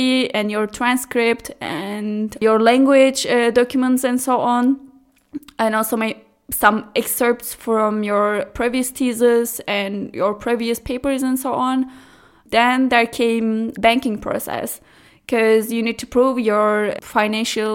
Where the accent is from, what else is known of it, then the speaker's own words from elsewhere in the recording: Istanbul, Turkey; English is a second language; moved away as an adult; also born or lived in Germany; now in Freiburg, Germany; I'm from Istanbul, and I have been living here in Germany for 2.5 years almost